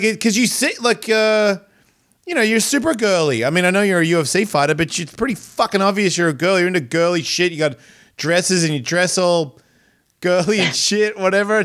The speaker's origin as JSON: {"language": "English", "country": "Australia", "tie": "born or raised there", "moved": "yes", "said": "I'm from Australia"}